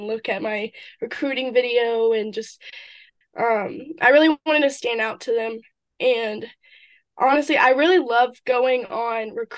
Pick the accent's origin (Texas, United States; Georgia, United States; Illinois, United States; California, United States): Georgia, United States; Jefferson; moved away as an adult; now in Brunswick, United States; I grew up in Jefferson, which is a really small town